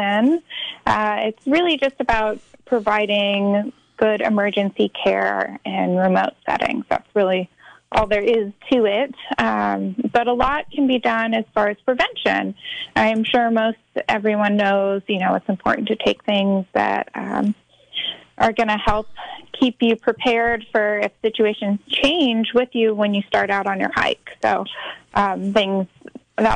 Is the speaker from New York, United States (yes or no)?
no; Mammoth Lakes, California, United States; also born or lived in Sacramento, California; now in Mendocino County, United States; I'm originally from the Mammoth Lakes area outside of Yosemite